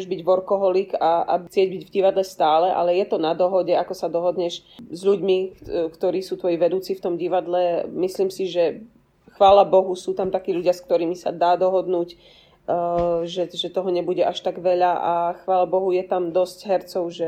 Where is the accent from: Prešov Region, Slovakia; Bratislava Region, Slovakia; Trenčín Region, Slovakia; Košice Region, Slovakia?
Bratislava Region, Slovakia; Bratislava; moved away; Ja som vám to e, v tichosti ako Bratislavčanka závidela